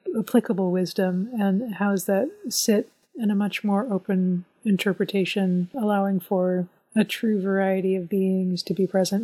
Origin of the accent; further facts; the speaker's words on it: Indianapolis, Indiana, United States; Growing up in Indianapolis, not everything was pretty